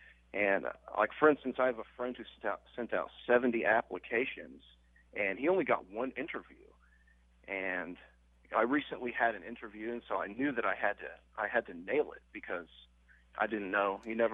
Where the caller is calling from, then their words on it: Miami, Florida, United States; I am joining you from Miami, Florida.